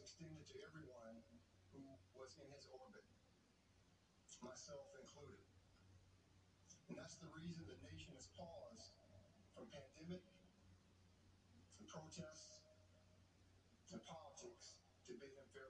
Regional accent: Raleigh, North Carolina, United States; moved away; also born or lived in Atlanta; my hometown, Raleigh, North Carolina

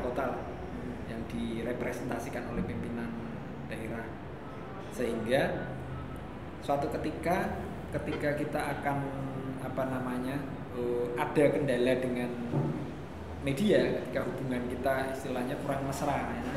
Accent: Semarang, Central Java, Indonesia; kita orang Semarang

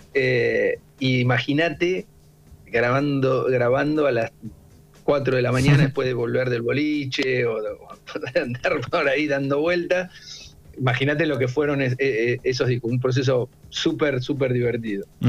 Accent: Olavarría, Buenos Aires Province, Argentina; also born or lived in Tandil; now in Buenos Aires, Argentina; mi hermano y yo somos de Olavarría

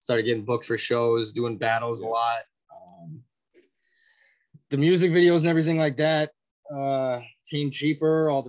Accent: Edmonton, Alberta, Canada; also born or lived in Winnipeg, Manitoba; I come from Edmonton, Alberta

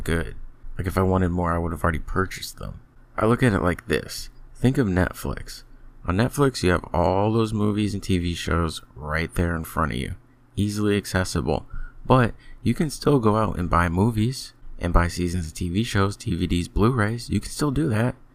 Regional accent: United States; I'm American. It's not my fault I was born here

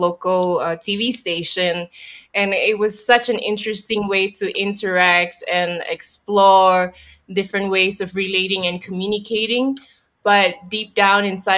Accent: Singapore; I think I can speak very intimately about what it is to grow up in Singapore, and giving it a little bit of context, I grew up in the 90s

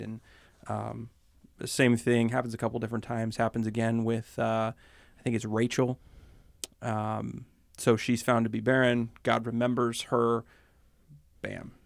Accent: Pennsylvania, United States; I grew up in Pennsylvania

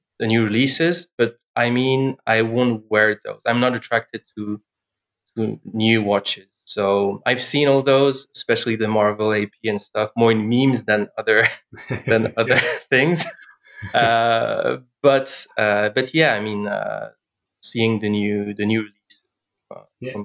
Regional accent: France; English is a second language; I'm from France

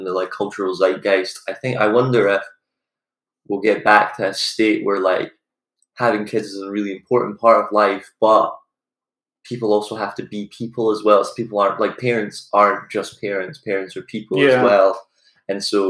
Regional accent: Scotland, United Kingdom; moved away as an adult; also born or lived in United States; we're from Scotland, I go to college in America

